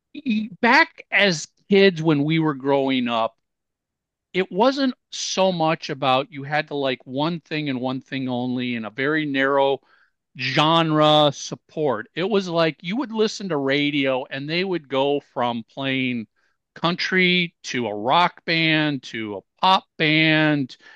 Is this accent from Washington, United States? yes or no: no; Minneapolis, Minnesota, United States; I grew up in Minneapolis